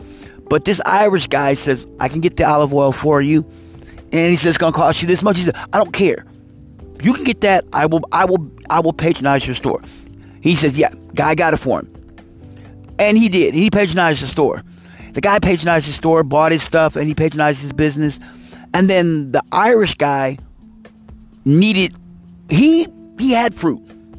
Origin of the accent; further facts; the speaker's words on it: Italy; moved away; And my wife, you know, we're Italian and we're from Italy. You know, I mean, she's born and raised in Italy. And, you know, we moved over here